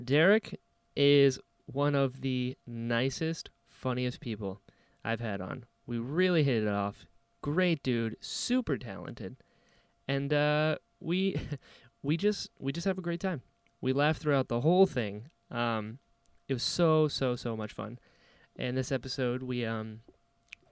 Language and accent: English; North Carolina, United States; now in Florida, United States; I'm from North Carolina